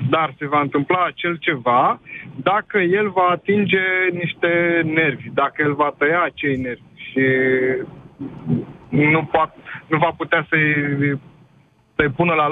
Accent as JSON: {"language": "Romanian", "region": "Bucharest", "country": "Romania", "said": "Uh, spitalul de stat din București, noi suntem din București"}